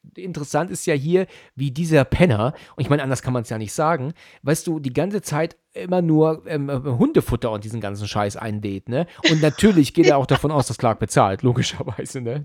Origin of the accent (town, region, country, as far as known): Germany